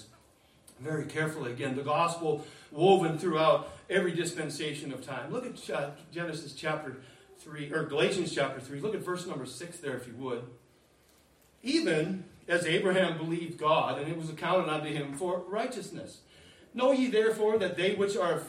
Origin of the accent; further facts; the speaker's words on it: United States; We're Americans